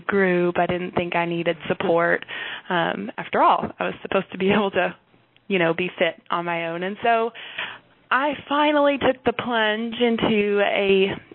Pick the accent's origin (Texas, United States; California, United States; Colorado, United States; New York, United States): Texas, United States; North; I'm from North Texas area. I live in Wichita Falls right now with my Army husband